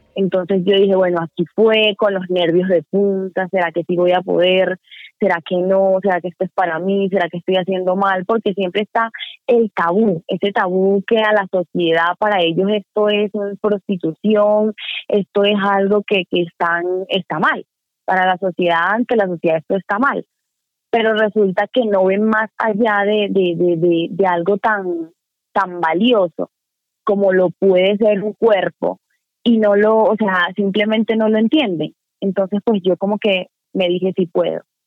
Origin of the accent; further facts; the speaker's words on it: Venezuela; moved away; yo dije que era venezolana